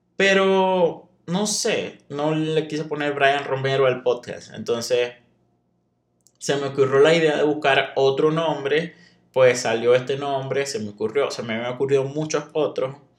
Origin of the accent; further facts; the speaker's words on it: Venezuela; moved away as an adult; also born or lived in Monterrey, Mexico; now in Saltillo, Mexico; Yo soy de Venezuela